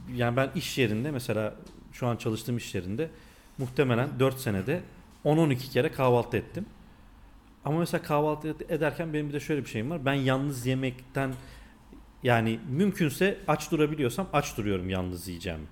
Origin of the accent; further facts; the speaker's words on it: North Macedonia; accent: Macedonian Turkish; ben Makedonyalıyım yani bizim konuştuğumuz bir Türkçe var ya